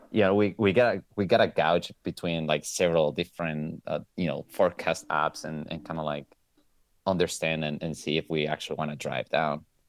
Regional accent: Venezuela; moved away as an adult; now in Italy; I'm actually from Venezuela, but I live in Italy. I've been living in Italy for ten years

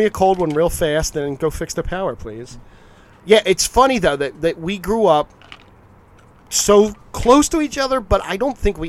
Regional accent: Philadelphia, Pennsylvania, United States; born or raised there

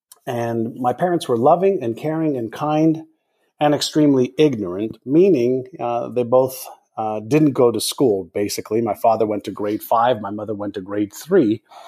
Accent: Montreal, Quebec, Canada; English is a second language; also born or lived in Israel; Went to school in Montreal, Canada, after I moved there from Israel. Did not have an easy time in school. And it was probably because I didn't speak the English language.

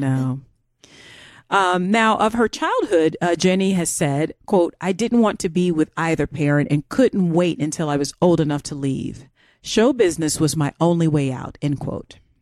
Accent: United States; I'm American.

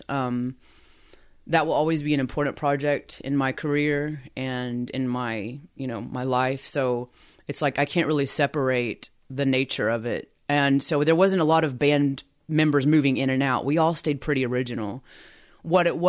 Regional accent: Eufaula, Oklahoma, United States; moved away as an adult; I graduated from Eufaula High School. That's my hometown

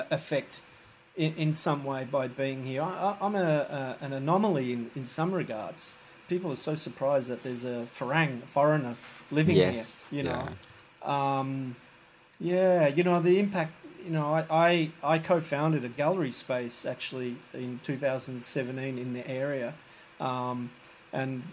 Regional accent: Australia; now in Bangkok, Thailand; As an Australian living in Thailand

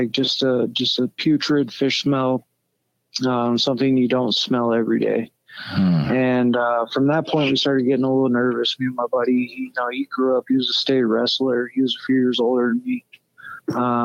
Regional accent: Truckee, California, United States; now in Grass Valley, United States; I grew up in Truckee

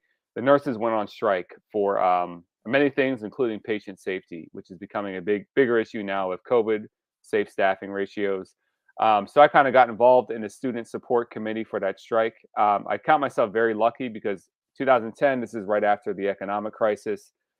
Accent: Pennsylvania, United States; I actually learned originally from some of my family roots, not so much in Pennsylvania.

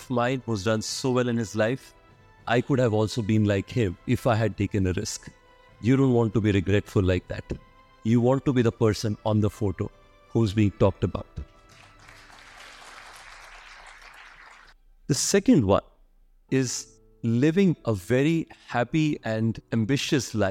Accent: Odisha-Andhra Pradesh border, India; moved away; also born or lived in Kota / Delhi; I was born and brought up in the Odisha-Andhra Pradesh border, in a place where 80% population is below poverty line.

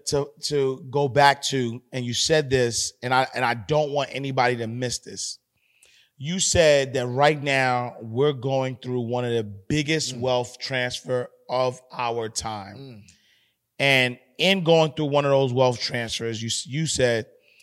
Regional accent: Haiti; I'm Haitian.

